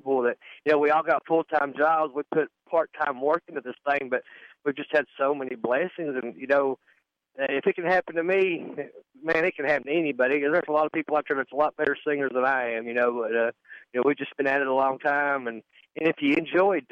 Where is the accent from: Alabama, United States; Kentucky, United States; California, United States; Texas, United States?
Kentucky, United States; East; My mom had gospel groups growing up in East Kentucky